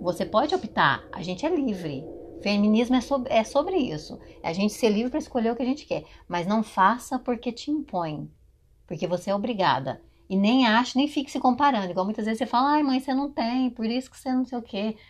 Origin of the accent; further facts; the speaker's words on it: Brazil; first language Portuguese; moved away as an adult; now in United States; não acham que a gente é uhum. brasileiro